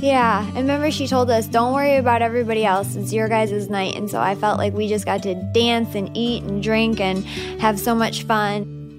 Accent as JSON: {"language": "English", "region": "Northwest Indiana", "country": "United States", "tie": "born or raised there", "said": "Growing up in Northwest Indiana"}